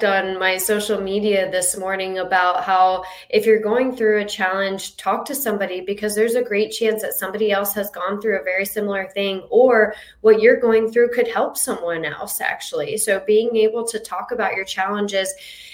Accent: Jacksonville, Florida, United States; moved away as an adult; now in Naples, United States; I am from Florida, but I'm from Jacksonville, Florida. And I moved down here about 8 years ago

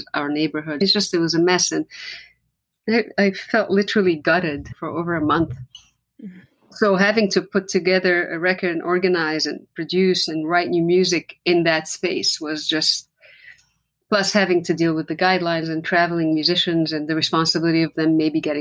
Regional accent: Lebanon; first language Arabic; English is a second language; English is not my first language. So my first language theoretically is Arabic because I come from Lebanon

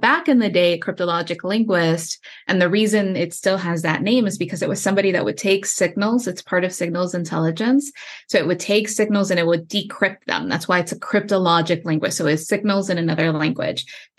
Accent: Houston, Texas, United States; I grew up in Houston, Texas, on the southeast side of town within the Loop. For those of you that are familiar with Houston, Texas, the neighborhood I grew up in is called Pecan Park.

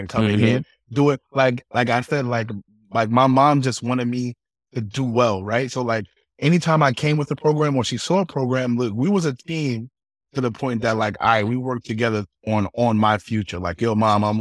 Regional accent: New York City, New York, United States; also born or lived in Chicago; I grew up in the Bronx, Briggs Avenue, 194, like, and it was just me and my mother

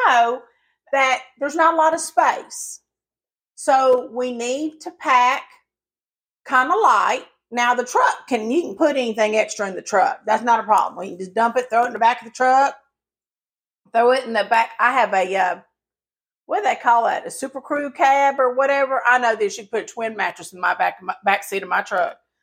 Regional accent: the South, United States; accent: Southern; even though I sound Southern and I was born and raised in the South

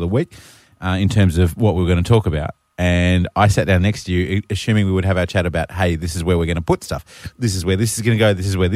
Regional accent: Queensland, Australia; growing up in Queensland

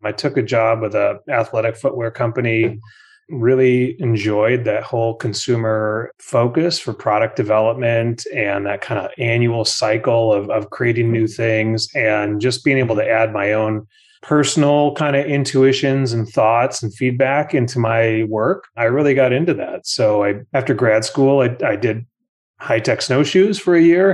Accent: Minnesota, United States; moved away as an adult; also born or lived in New Jersey; growing up in Minnesota

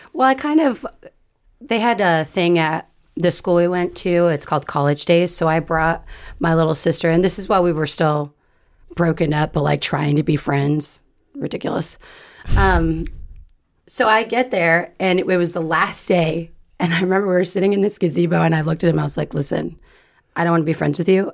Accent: California, United States; I was born and raised in California.

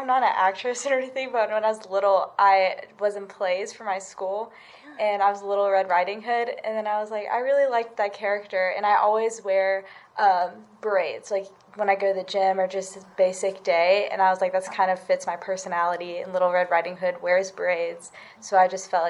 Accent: Georgia, United States; born there; I was brought out of the hospital the day I was born in Georgia yurt.

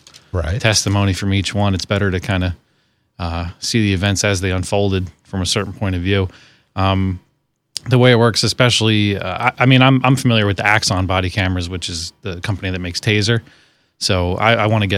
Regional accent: Monroe County, Pennsylvania, United States; also born or lived in Staten Island, New York / New York City; We moved here when I was about four, so I mostly grew up here

